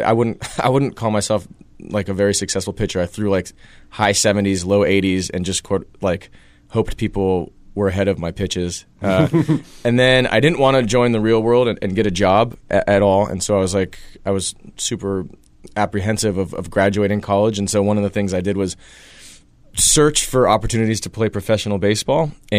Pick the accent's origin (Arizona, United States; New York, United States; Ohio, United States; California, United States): California, United States; San Francisco; I'm from San Francisco.